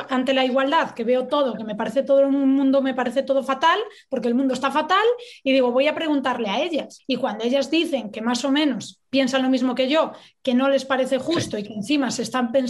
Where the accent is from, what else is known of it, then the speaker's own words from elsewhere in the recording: Galicia, Spain; yo como buena gallega